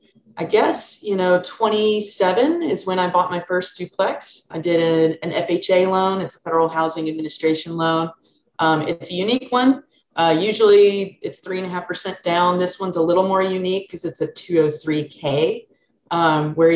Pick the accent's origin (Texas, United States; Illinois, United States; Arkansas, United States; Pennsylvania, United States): Arkansas, United States; Sherrill; moved away as an adult; now in San Francisco Bay Area, United States; I'm from Arkansas, a really small town called Sherrill, 126 population